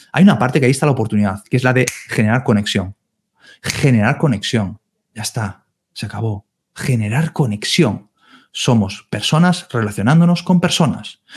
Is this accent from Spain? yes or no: yes; Galicia, Spain; yo soy de Galicia